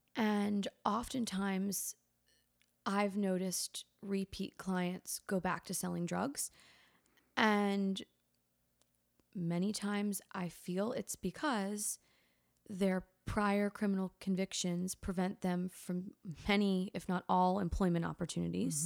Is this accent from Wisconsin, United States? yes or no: no; Litchfield County, Connecticut, United States; moved away as an adult; now in Charleston, United States; I grew up in Litchfield County, Connecticut